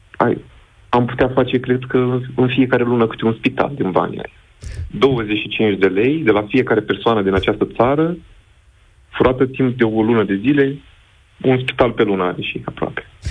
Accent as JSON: {"language": "Romanian", "town": "Iași", "region": "Iași County", "country": "Romania", "said": "Eu sunt din Iași"}